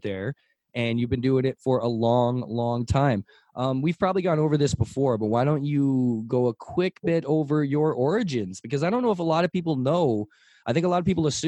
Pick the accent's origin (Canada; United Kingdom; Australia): Canada; as a Canadian